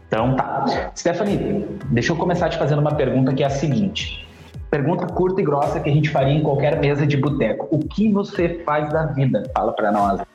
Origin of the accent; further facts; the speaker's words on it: Porto Alegre, Rio Grande do Sul, Brazil; Eu sou da cidade de Porto Alegre, aqui no Rio Grande do Sul